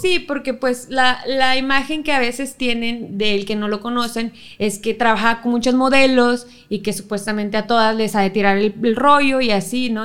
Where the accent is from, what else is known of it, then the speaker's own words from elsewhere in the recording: Monterrey, Nuevo León, Mexico; De, Monterrey, sí, yo soy aquí regia, regia. Un 6 de enero del 95